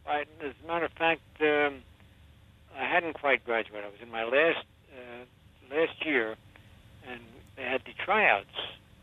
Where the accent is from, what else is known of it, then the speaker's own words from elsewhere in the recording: New York City, New York, United States; I was born in Brooklyn